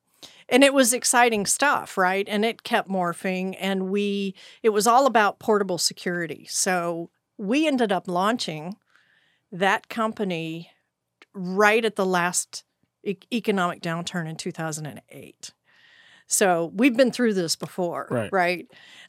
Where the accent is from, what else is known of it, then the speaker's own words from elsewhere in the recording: Texas, United States; I'm OG Texan.